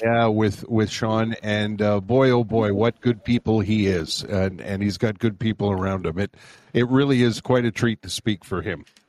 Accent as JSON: {"language": "English", "town": "Montreal", "region": "Quebec", "country": "Canada", "tie": "born or raised there", "also_born_or_lived": "Winnipeg / Calgary / Fraser Valley, British Columbia", "moved": "as an adult", "lives_now": "British Columbia, Canada", "said": "I'm born and raised in Montreal"}